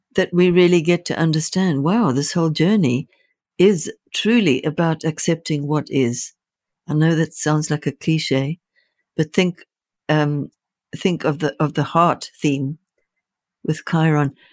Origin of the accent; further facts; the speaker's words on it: Zimbabwe; moved away; I was born in Rhodesia, which became Zimbabwe